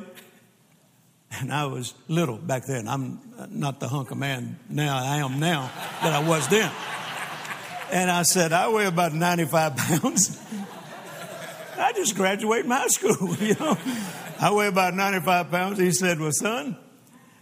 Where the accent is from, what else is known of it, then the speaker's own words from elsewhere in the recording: Louisiana, United States; also born or lived in Mississippi; now in Texas, United States; I was born in Mississippi and grew up in Louisiana and then got to Texas just as fast as I could.